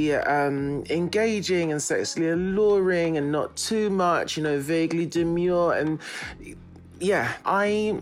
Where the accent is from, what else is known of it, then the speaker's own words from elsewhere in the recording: London, United Kingdom; I'm from North London. I'm Jamaican and Zimbabwean